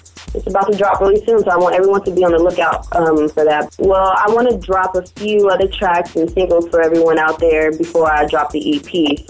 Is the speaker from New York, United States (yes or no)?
no; Arizona, United States; now in Fresno, United States; I grew up in Arizona